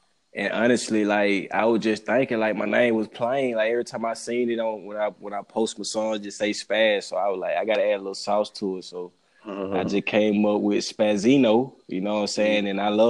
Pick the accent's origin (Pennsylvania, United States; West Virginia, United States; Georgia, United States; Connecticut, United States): Georgia, United States; Albany; Shit, I just moved from the A, you know what I'm saying? I stayed about 6 months, but shit, I'm originally from Albany, Georgia.